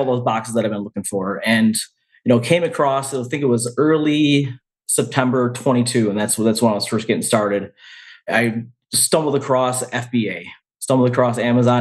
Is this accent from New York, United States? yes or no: yes; Rochester, New York, United States; also born or lived in Finger Lakes area, New York; now in Canandaigua, United States; Born and raised in Western New York, specifically Rochester, New York.